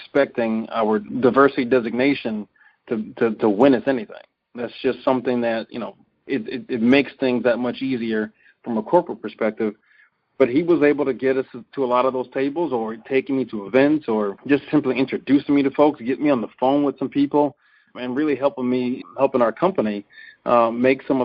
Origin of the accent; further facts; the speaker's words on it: Cincinnati, Ohio, United States; now in Wisconsin, United States; Byron and I come from the same city, so we're both from Cincinnati.